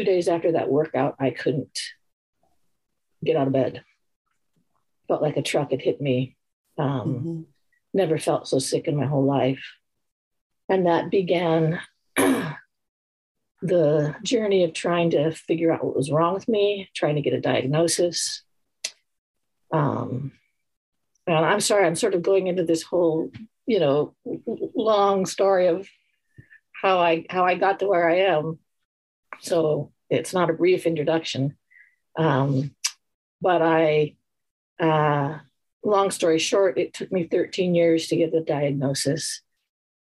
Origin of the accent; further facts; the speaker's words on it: Montana, United States; I grew up in Montana as an athlete